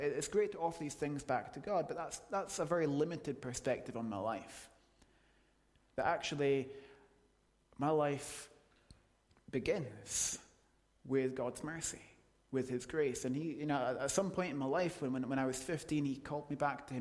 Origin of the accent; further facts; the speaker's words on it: United Kingdom; we're British